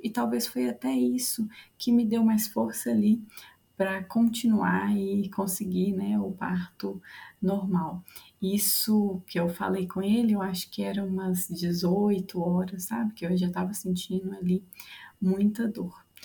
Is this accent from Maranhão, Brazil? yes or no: no; Curvelo, Minas Gerais, Brazil; eu sou de Curvelo